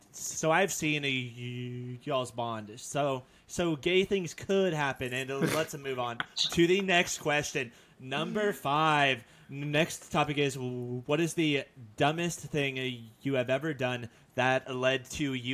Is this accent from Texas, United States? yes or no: yes; Texas, United States; I'm from North Texas?